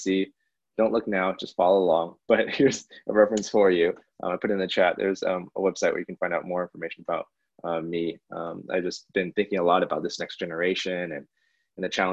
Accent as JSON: {"language": "English", "area": "Bay Area", "region": "California", "country": "United States", "tie": "born or raised there", "said": "I grew up in the Bay Area"}